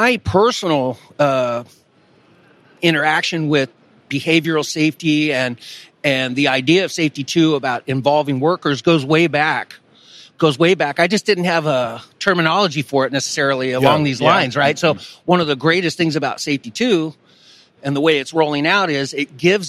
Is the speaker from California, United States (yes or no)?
yes; California, United States; moved away as an adult; also born or lived in Europe / South America; I was born in California, and I moved off when I went to the military, then came back, went to school, got my bachelor's in Sacramento.